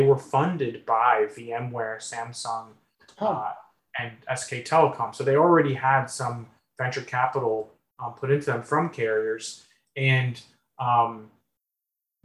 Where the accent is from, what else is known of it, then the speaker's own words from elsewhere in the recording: Midwest, United States; I grew up in the Midwest